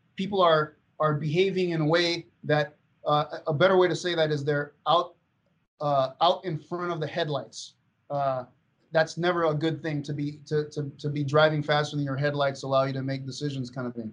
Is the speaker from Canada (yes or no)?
no; Venezuela; moved away; growing up in Venezuela